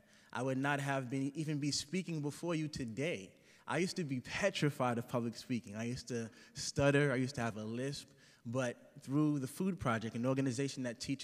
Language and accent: English; Boston, Massachusetts, United States; I'm from Dorchester, Massachusetts. It's an inner city community in Boston. And I grew up there